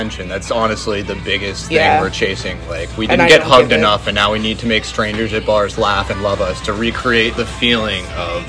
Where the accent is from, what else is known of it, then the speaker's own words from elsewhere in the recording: Middletown, Rhode Island, United States; I'm from Middletown, Rhode Island. Right next... Basically adjacent to Newport.